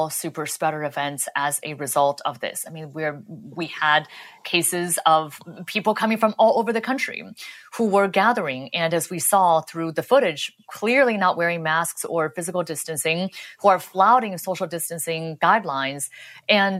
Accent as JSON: {"language": "English", "town": "Los Angeles", "region": "California", "country": "United States", "tie": "born or raised there", "moved": "yes", "said": "I'm from I grew up in Los Angeles"}